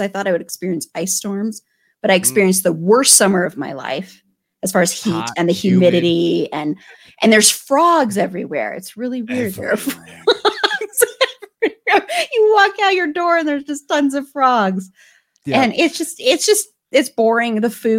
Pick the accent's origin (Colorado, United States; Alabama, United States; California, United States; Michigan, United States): Colorado, United States; Denver; moved away as an adult; also born or lived in New Mexico; I'm from Denver.